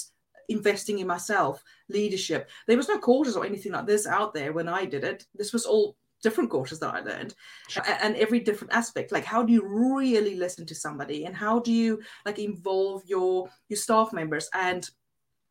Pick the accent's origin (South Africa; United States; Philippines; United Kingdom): South Africa; English is a second language; moved away; because English wasn't my first language, and because I'm a South African